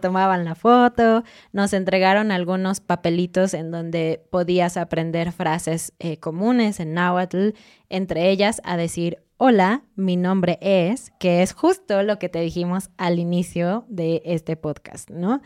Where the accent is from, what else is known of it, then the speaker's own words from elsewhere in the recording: Mexico; como mexicana